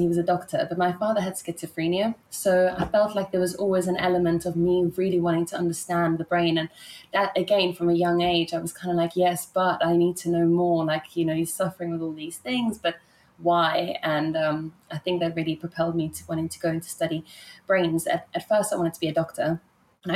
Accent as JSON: {"language": "English", "country": "South Africa", "tie": "born or raised there", "also_born_or_lived": "Italy / England / Germany / Ibiza", "said": "So I was born in Italy, and then I grew up in South Africa. My mom's South African. So I lived in Italy for 10 years and in South Africa for 10 years. And I actually moved to England for 10 years."}